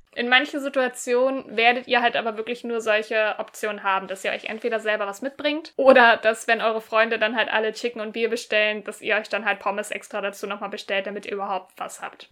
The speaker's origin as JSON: {"language": "German", "country": "Germany", "said": "bei uns in Deutschland"}